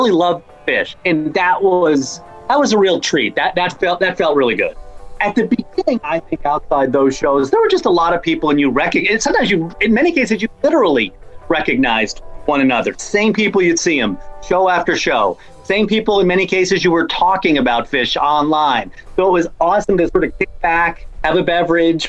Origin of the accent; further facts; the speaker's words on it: Rhode Island, United States; I grew up in Rhode Island